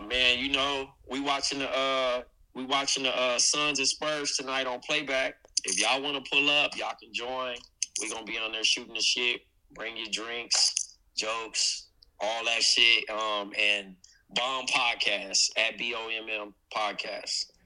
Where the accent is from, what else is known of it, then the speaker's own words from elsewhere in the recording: Compton, California, United States; now in Brooklyn, New York, United States; I'm from Eastside Compton, living in Brooklyn, New York now.